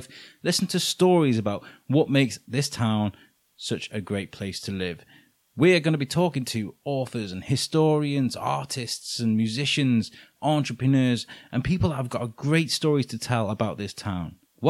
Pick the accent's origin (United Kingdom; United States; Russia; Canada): United Kingdom; Wales; also born or lived in Midlands; now in Shrewsbury, United Kingdom; I'm not from Shrewsbury originally. I kind of grown up here, there and everywhere, kind of North Wales and around Midlands and stuff. I moved here last August